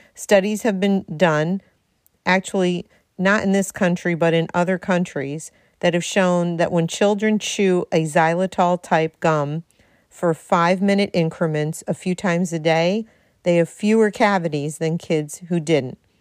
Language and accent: English; Darien, Connecticut, United States; right here in the two oh three, as I like to say, my hometown, Darien, Connecticut